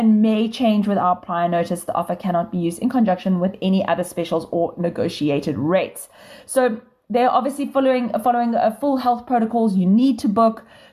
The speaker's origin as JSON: {"language": "English", "country": "South Africa", "said": "being South African, we like to celebrate the whole month round"}